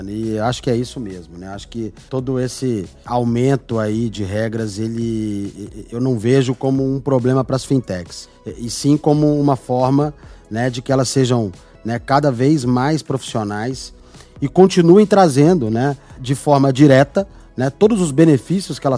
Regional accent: Belo Horizonte, Minas Gerais, Brazil; Sou mineiro, sou de BH. Sou do interior de Minas, mas fui criado em BH.

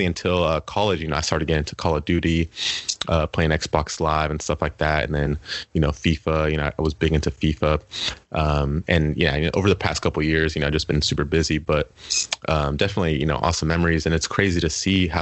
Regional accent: Winters, California, United States; I'm from Winters, which is, like, a super small town. It's about an hour away from Sac

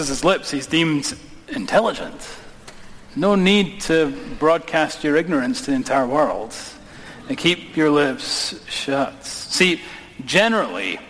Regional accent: Scotland, United Kingdom; now in United States; My accent reveals that I am not from these parts, okay? And my wee brother's getting married. We're going to go back to Scotland

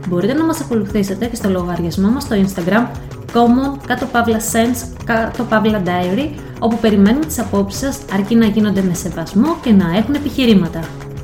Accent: Greece; σαν Ελληνίδα μάνα

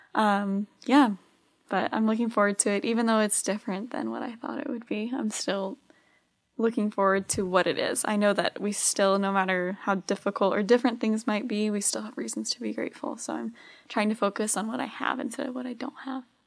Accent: Arizona, United States; I'm from Arizona.

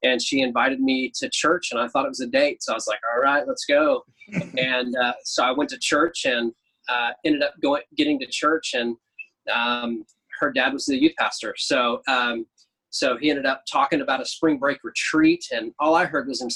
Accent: Oklahoma, United States; Growing up, I lived in a bunch of different places in Oklahoma.

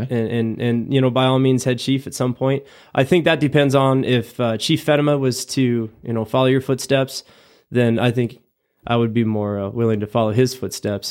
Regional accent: Ogallala, Nebraska, United States; moved away as an adult; born and raised in Nebraska, twenty-one years

